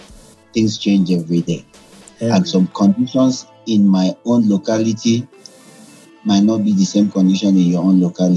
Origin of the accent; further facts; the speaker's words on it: Nigeria; I'm from Nigeria.